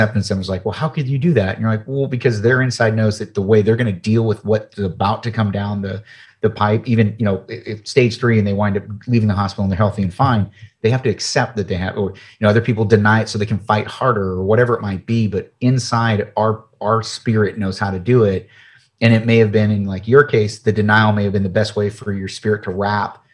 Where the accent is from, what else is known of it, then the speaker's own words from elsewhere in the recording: United States; I'm from the United States